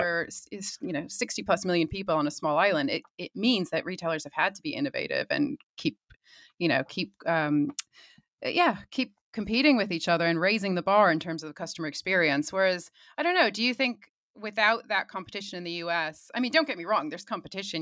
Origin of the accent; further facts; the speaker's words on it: Connecticut, United States; moved away as an adult; now in London, United Kingdom; I've obviously lived over here in the U K for nearly twenty years now, but I grew up in Connecticut